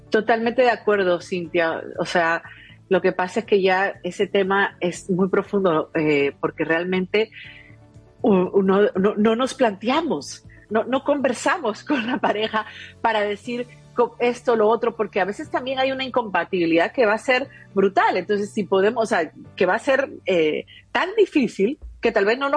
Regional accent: Peru; Yo, ustedes saben que en Perú de donde soy, se cree mucho los extraterrestres, ¿no?

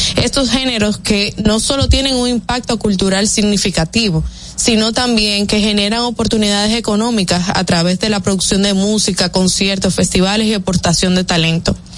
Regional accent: Dominican Republic; nosotros como dominicanos

